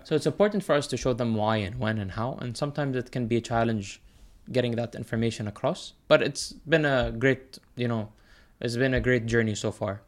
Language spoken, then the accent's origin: English; United Arab Emirates; also born or lived in United States; growing up here, I wasn't confined to, like, the Emirati only club